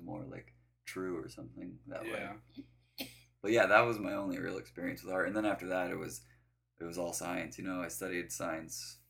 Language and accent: English; Denver, Colorado, United States; I grew up in Denver, Colorado